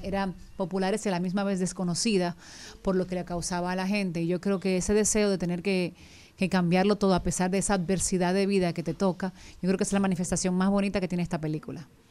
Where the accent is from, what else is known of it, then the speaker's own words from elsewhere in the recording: Dominican Republic; accent: Dominican; nosotros como dominicanos